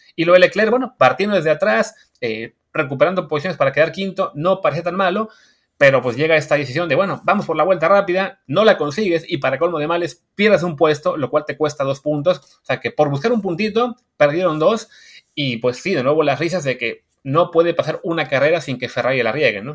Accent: Mexico

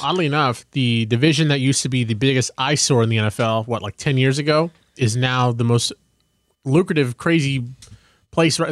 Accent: United States; as an American

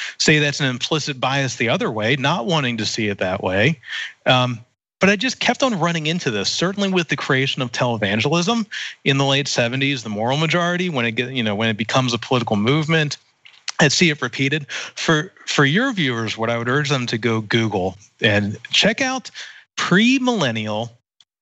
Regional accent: East Coast, United States; I was raised Catholic on the East Coast

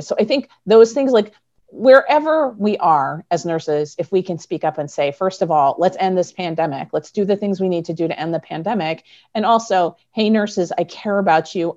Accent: Midwest, United States; I'm from the Midwest

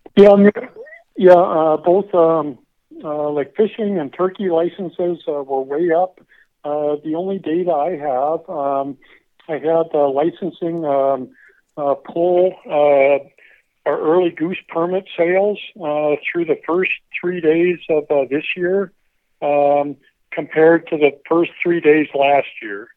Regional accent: Pierre, South Dakota, United States; moved away as an adult; also born or lived in Iowa / Texas; I'm from Pierre, South Dakota

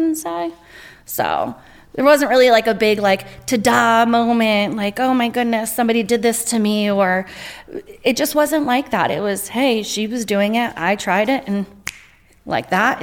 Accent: Stratford, Connecticut, United States; I grew up in Stratford in Connecticut.

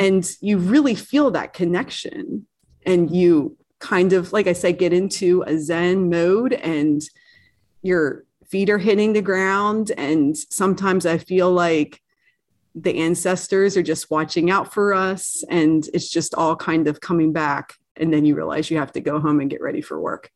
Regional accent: East Coast, United States; being an East Coaster and growing up on the East Coast

